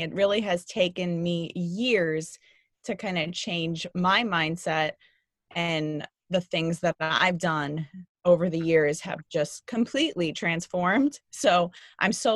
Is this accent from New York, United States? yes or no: yes; New York City, New York, United States; growing up in New York City